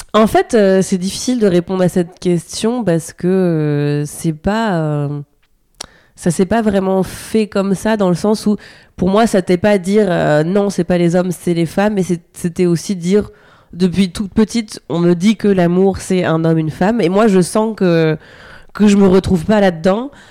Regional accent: Normandy, France; j'ai grandi en Normandie dans la campagne

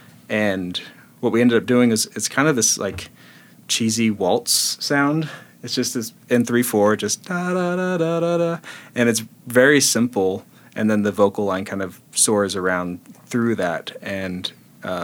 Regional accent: Kansas, United States; I grew up Baptist and in the middle of Kansas

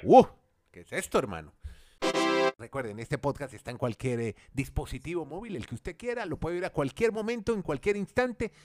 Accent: Colombia; somos colombianos

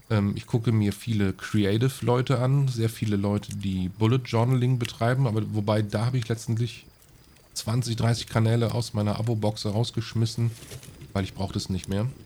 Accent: Aachen, North Rhine-Westphalia, Germany; ich als Aachener, ne, also Heinsberg ist direkt über Aachen.

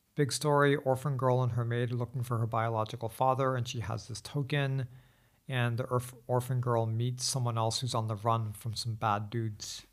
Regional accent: United States; now in Beijing, China; as an American

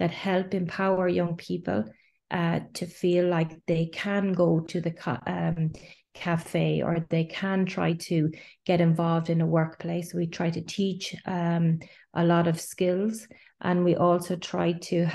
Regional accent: Ireland; moved away as an adult; also born or lived in Galway, Ireland; now in Geneva, Switzerland; I'm Irish

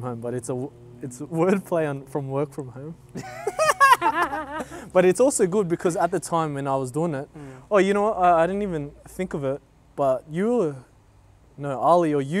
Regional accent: Blacktown, New South Wales, Australia; when we were young, growing up in Blacktown

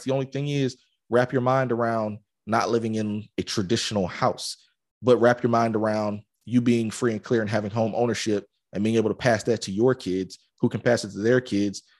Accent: Atlanta, Georgia, United States; I grew up in Atlanta

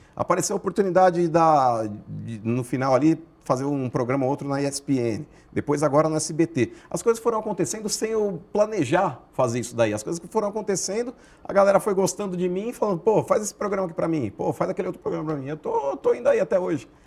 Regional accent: São Paulo, Brazil; born or raised there

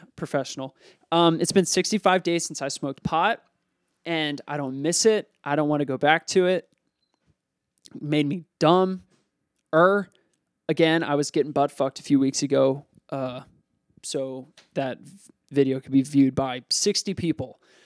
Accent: Lansdale, Pennsylvania, United States; I grew up in Lansdale, Pennsylvania.

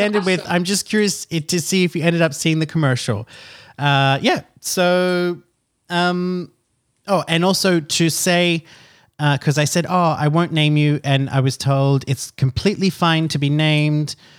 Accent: Australia; now in France; I'm an Australian citizen.

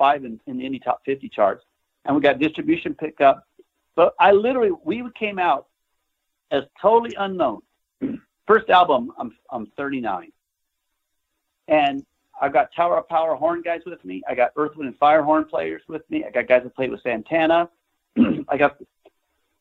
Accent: Nebraska, United States; I grew up in Nebraska in a farm town

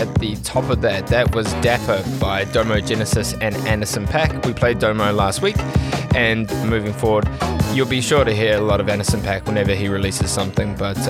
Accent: Auckland, New Zealand; now in Melbourne, Australia; From my hometown of Auckland, New Zealand.

